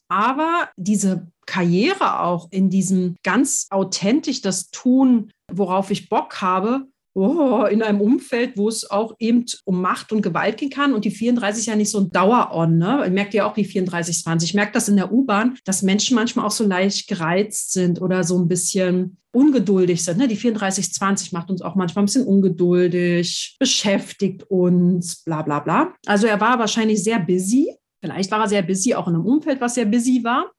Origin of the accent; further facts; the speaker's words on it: Berlin, Germany; ich bin Berlinerin